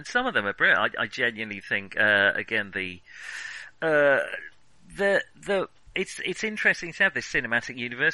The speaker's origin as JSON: {"language": "English", "country": "United Kingdom", "said": "as British teens"}